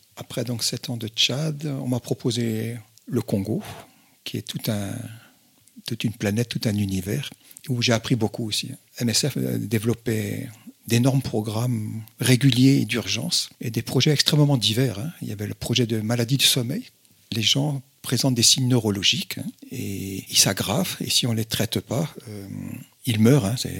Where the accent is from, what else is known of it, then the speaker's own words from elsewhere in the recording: Brittany, France; moved away; also born or lived in North Benin; je suis breton de tiens, mes, mes origines bretonnes